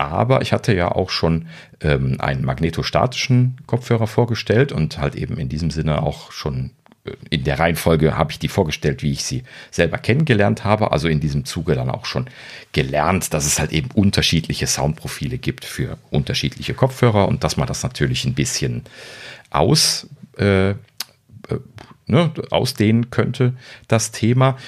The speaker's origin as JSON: {"language": "German", "country": "Germany", "said": "Ich als Deutscher"}